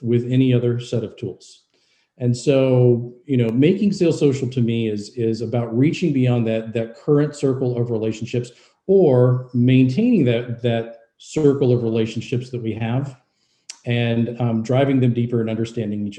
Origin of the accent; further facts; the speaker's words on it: Louisville, Kentucky, United States; moved away; my hometown, Louisville, Kentucky